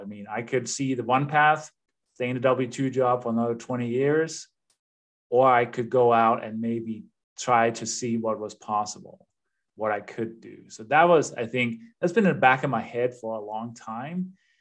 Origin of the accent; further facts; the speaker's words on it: Denmark; English is a second language; moved away as an adult; now in United States; I'm originally from Denmark, uh, hence the accent and the name. But I've been living in the U.S. for 25, I think, coming up on 26 years now, so more than half my life.